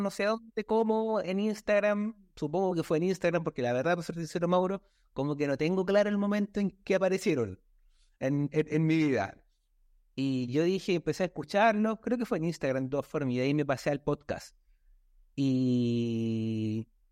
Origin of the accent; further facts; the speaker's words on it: Villa Alemana, Valparaíso, Chile; soy de Chile, de la ciudad de Alemana, aquí el sector de la quinta región de Valparaíso, cerca de Viña del Mar